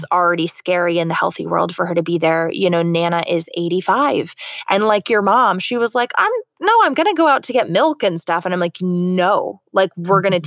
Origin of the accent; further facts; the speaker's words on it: Florida, United States; now in California, United States; I'm from Florida